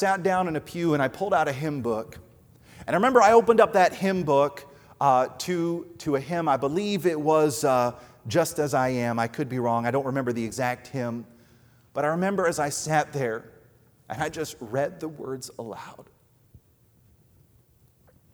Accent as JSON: {"language": "English", "region": "New Jersey", "country": "United States", "tie": "born or raised there", "said": "I grew up out in New Jersey, which is not known as a place of love"}